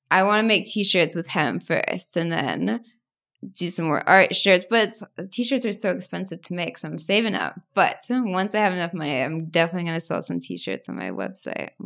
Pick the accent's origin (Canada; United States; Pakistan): United States; also born or lived in Tennessee / Arkansas; growing up in Tennessee and Arkansas where everyone's so religious